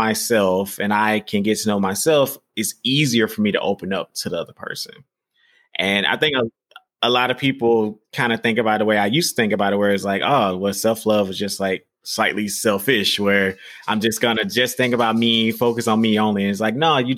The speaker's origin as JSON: {"language": "English", "region": "the South", "country": "United States", "said": "I'm from the South"}